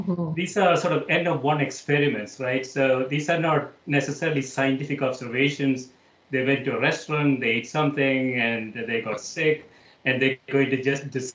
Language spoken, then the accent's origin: English; South India, India; moved away; growing up in South India